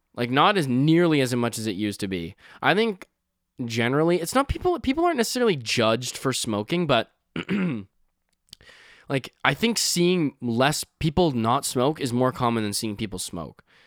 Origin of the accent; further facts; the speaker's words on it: Canada; I'm Canadian